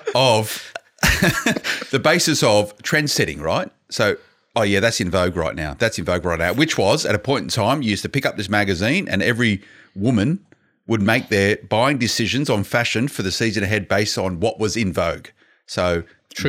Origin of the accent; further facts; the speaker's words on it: Blacktown, New South Wales, Australia; I grew up in Blacktown